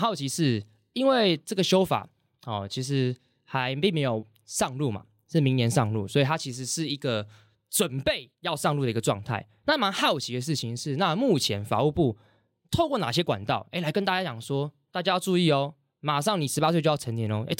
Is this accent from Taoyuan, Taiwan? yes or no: no; Hsinchu, Taiwan; 像我自己就是从新竹过来，那租房子这件事情